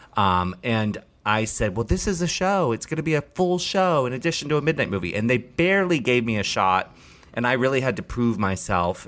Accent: Maryland, United States; moved away; I grew up in Maryland

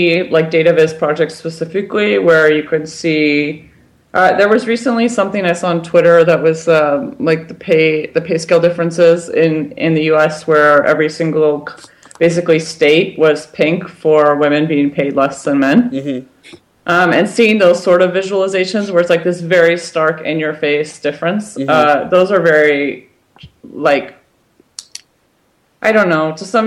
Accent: United States; I'm American

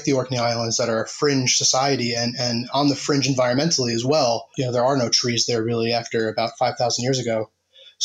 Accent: New Jersey, United States; moved away as an adult; now in Bradford, United Kingdom; I'm originally from New Jersey, and now I live in the city of Bradford in the UK in West Yorkshire

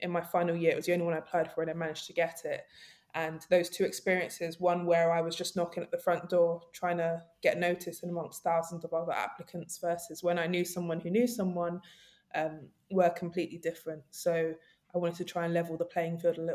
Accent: London, United Kingdom; I grew up in Nunhead, Peckham, South London.

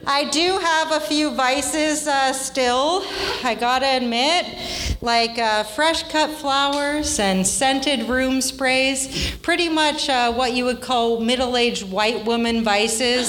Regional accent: Vancouver, British Columbia, Canada; I'm from Vancouver

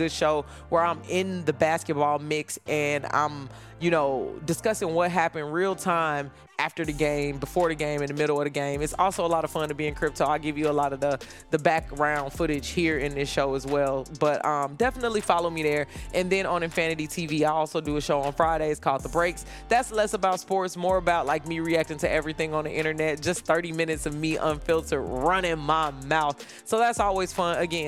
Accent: Chicago, Illinois, United States; I'm from Chicago. I'm used to being in a basketball kind of area

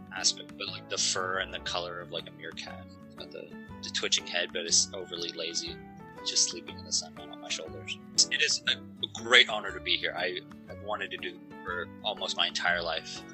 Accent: Canada; I'm Canadian

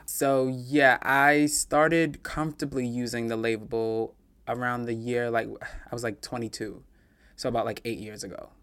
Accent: New York City, New York, United States; And I'm a native New Yorker. I'm from Queens. I'm from Far Rockaway

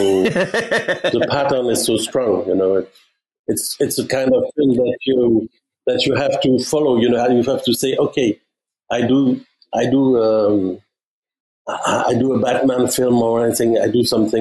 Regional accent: Germany; English is a second language; moved away; also born or lived in Belgium; my mother is French speaking. My father is Flemish speaking. I grew up in Germany

